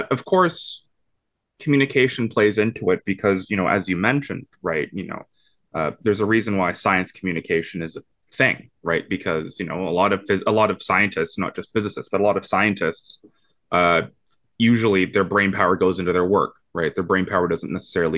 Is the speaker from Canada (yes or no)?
yes; Vancouver, British Columbia, Canada; born and raised in Vancouver